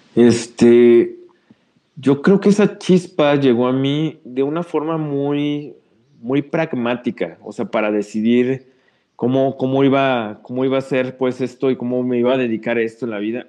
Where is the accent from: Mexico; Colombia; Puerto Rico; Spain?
Mexico; como mexicanas y mexicanos.